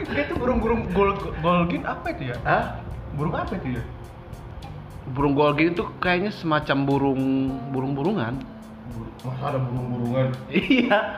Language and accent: Indonesian; Bandung, West Java, Indonesia; Taunya gue anak Bandung.